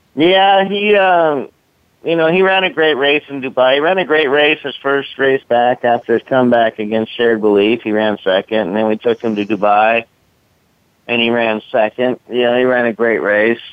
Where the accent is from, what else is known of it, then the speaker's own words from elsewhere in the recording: San Mateo, California, United States; I grew up right there in San Mateo, next to Bay Meadows